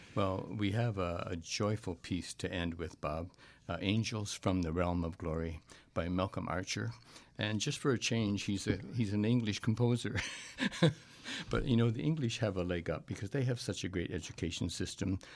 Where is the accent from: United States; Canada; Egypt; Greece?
Canada; as a Canadian